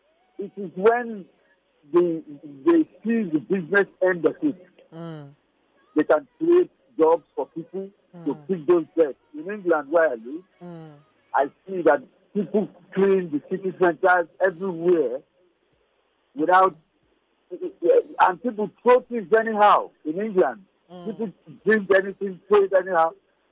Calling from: Abuja, Federal Capital Territory, Nigeria; I am calling from Abuja.

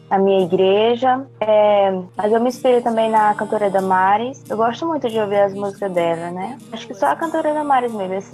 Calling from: Povoado Bancos, Maranhão, Brazil; Eu tenho 18 anos e eu falo do Povoado Bancos, Maranhão.

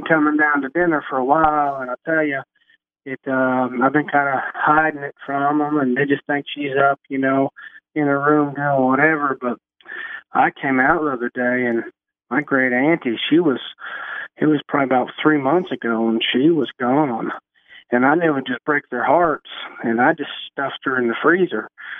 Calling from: Arkansas, United States; I'm calling from Arkansas.

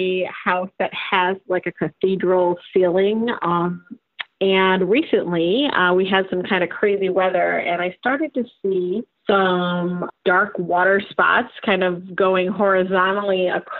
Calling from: Rochester, New York, United States; Rochester, New York.

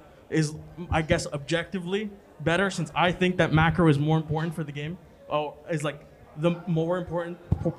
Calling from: Brooklyn, New York, United States

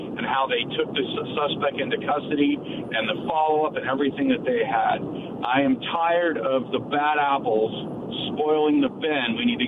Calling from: Yakima, Washington, United States; I'm calling from Yakima.

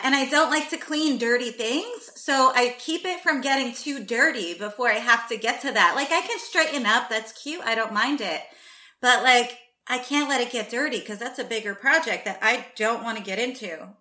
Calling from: New Jersey, United States; I am calling in from Jersey

